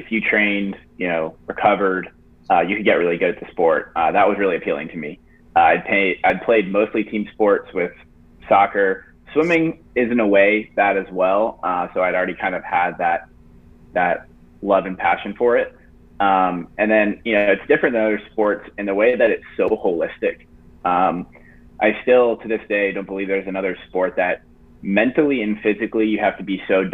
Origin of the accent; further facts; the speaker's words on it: Jacksonville, Florida, United States; I grew up in Jacksonville, Florida.